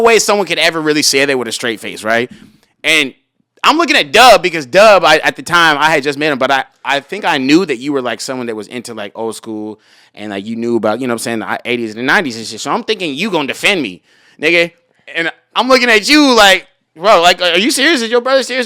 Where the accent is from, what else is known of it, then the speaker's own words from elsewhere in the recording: Los Angeles, California, United States; also born or lived in Rancho Cucamonga; I was born in Hollywood and I stayed here until I was, like, fourteen, and then I moved to Rancho Cucamonga.